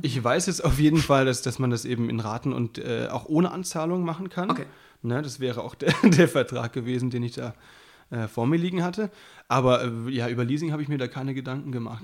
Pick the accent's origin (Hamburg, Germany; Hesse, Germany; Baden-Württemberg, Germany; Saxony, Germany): Baden-Württemberg, Germany; moved away; der wohnt ja bei mir um die Ecke, also beziehungsweise da, wo ich herkomme. Das ist, äh, der wohnt auch in Südbaden.